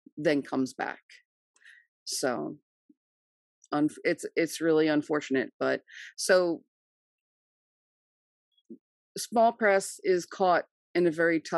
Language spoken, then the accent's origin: English; New Jersey, United States; I am from New Jersey